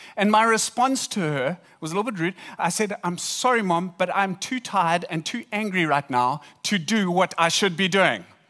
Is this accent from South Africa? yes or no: yes; South Africa; we're from South Africa.